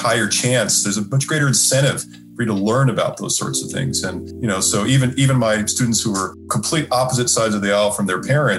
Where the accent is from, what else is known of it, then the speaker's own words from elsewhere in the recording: San Diego, California, United States; I was born and raised in San Diego